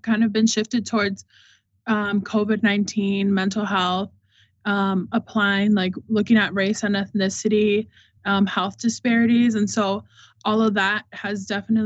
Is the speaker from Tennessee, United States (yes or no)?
no; Milwaukee, Wisconsin, United States; I'm from Milwaukee.